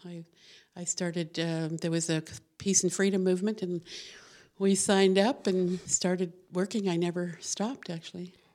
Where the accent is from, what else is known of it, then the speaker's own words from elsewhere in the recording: Albuquerque, New Mexico, United States; moved away; New Mexico. I was born in Albuquerque.